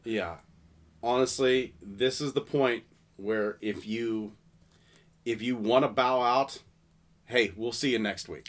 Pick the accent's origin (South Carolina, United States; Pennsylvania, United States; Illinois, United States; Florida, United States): Pennsylvania, United States; Salisbury; I'm from Pennsylvania. My family's always lived in Pennsylvania